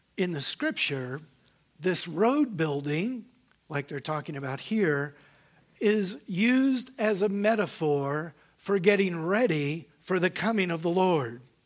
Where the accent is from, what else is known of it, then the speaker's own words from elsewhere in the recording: Northern Virginia, United States; I was born and raised here in Northern Virginia